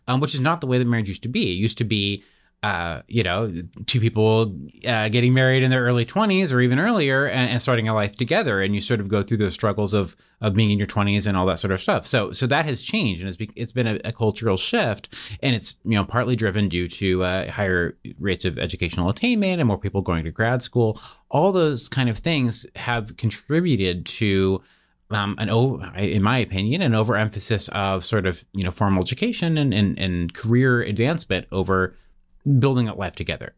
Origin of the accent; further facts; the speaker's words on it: Seattle, Washington, United States; moved away as an adult; I, I grew up in Seattle, Washington